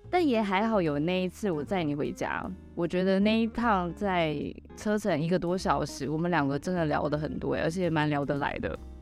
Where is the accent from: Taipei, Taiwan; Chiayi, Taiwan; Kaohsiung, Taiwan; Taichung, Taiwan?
Taipei, Taiwan; moved away; also born or lived in Tainan; 我小时候在台北啊。然后，呃，OK。对，我其实成长有一部分的时间都在台北，然后我在台北出生的